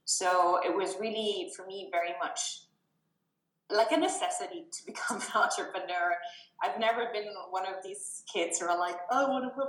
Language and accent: English; Germany; moved away as an adult; now in Helsinki, Finland; I've been in Finland now for soon it's going to be four years, and I'm originally from Germany.